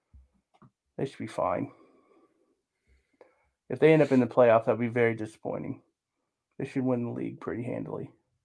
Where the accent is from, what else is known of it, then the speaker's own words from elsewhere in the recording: United States; I'm an American.